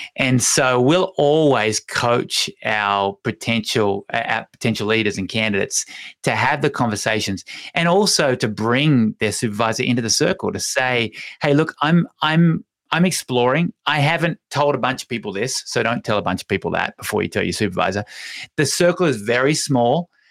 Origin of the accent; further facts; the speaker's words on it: Hobart, Tasmania, Australia; now in Longmont, United States; Mount Wellington is my hometown, so it's called Hobart